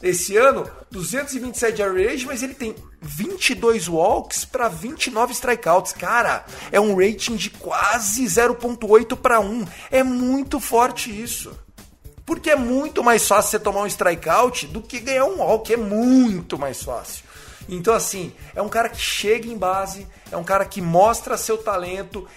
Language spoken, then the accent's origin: Portuguese; Brazil; a gente é brasileiro